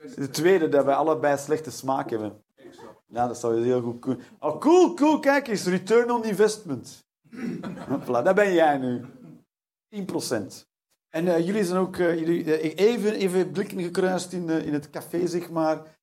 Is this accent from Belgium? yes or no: yes; Flanders, Belgium; Als Vlaming